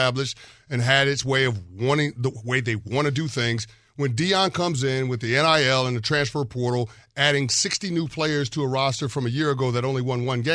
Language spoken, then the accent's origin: English; New York City, New York, United States; I have three brothers, but we grew up in New York City in the 80s